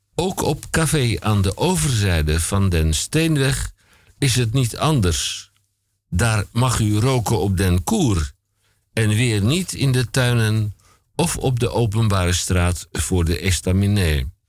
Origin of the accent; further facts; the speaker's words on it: Koog aan de Zaan, North Holland, Netherlands; ik kom ook uit Koog aan de Zaan